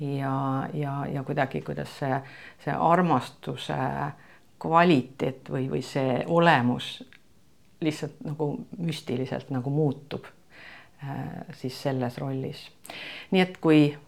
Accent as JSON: {"language": "Estonian", "country": "Estonia", "said": "ma olen nagu eestlane"}